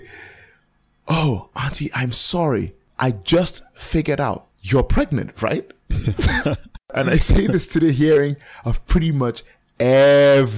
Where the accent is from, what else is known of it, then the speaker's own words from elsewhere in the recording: Calabar, Cross River, Nigeria; I grew up in Cross River State. I grew up in Calabar